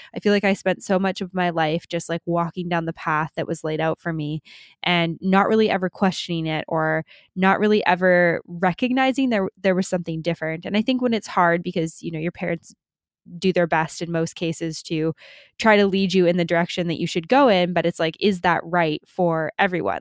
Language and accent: English; Canada; moved away as an adult; we're both Canadian